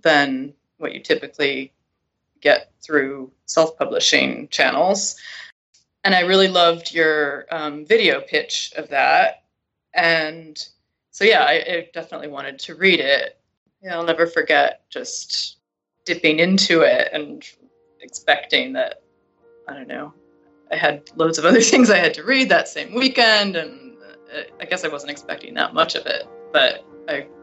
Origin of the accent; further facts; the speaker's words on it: Connecticut, United States; moved away as an adult; also born or lived in Europe / New York City; everyone else I was in school with in this very small Connecticut town had never even been out of the state